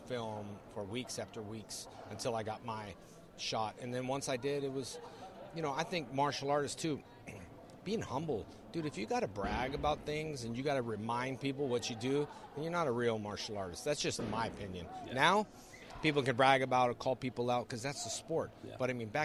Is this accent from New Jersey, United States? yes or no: no; California, United States; I grew up in California